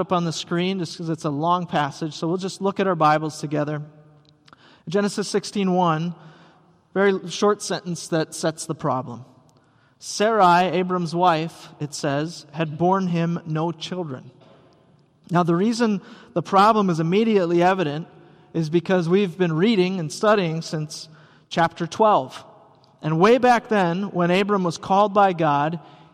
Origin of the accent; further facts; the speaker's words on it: Rice Lake, Wisconsin, United States; now in Elk River, United States; growing up in Rice Lake, Wisconsin